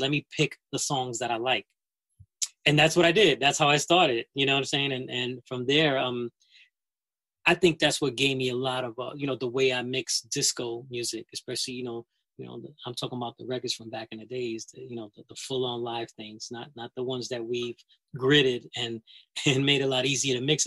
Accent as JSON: {"language": "English", "town": "New York City", "region": "New York", "country": "United States", "tie": "born or raised there", "said": "that record store two blocks away because I'm from the Bronx"}